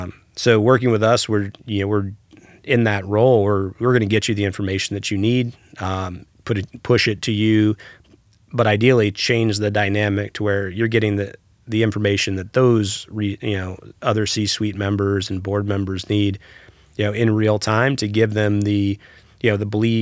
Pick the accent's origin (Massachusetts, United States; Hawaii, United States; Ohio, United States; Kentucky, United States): Hawaii, United States; I spent a little bit of time growing up in Hawaii.